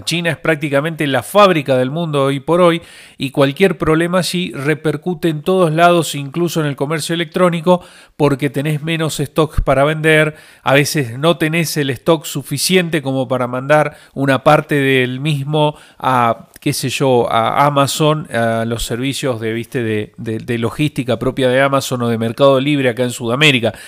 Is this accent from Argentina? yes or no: yes; Argentina; soy de Argentina